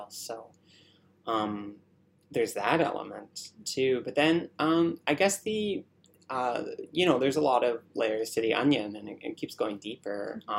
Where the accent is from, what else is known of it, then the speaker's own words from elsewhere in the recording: Ontario, Canada; also born or lived in Burnaby; I grew up outside of Toronto